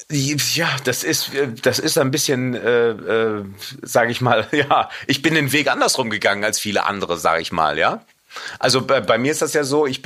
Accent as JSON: {"language": "German", "town": "Cologne", "region": "North Rhine-Westphalia", "country": "Germany", "said": "weil ich ja Rheinländer bin, als Kölner, muss eine Bratwurst sein."}